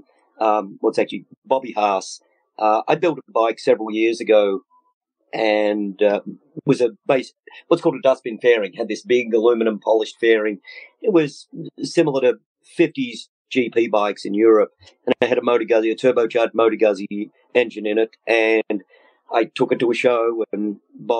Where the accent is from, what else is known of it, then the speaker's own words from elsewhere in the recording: Melbourne, Victoria, Australia; moved away as an adult; also born or lived in Midwest, United States; now in United States; I'm a transplant from Australia. I was born and bred in Melbourne, Australia, and I moved here 31, I think, and ended up in the Midwest